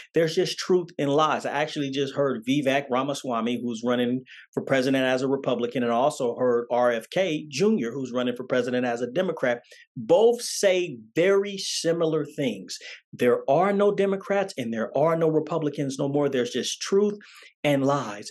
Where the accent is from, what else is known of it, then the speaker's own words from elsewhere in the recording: Oakland, California, United States; also born or lived in Las Vegas, Nevada; I was born in Oakland, California